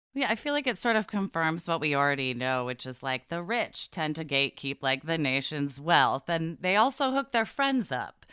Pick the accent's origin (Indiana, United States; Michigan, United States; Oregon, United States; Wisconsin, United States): Oregon, United States; Portland; I grew up in Portland, Oregon